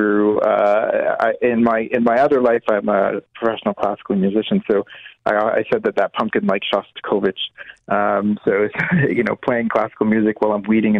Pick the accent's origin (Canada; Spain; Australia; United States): United States; Maine; moved away; where I grew up in Maine